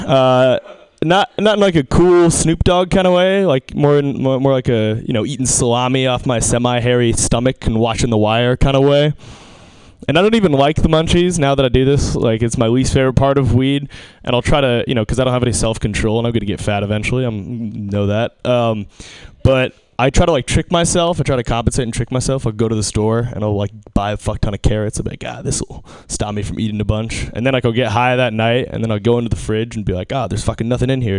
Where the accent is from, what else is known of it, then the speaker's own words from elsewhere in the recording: Seattle, Washington, United States; I'm from Seattle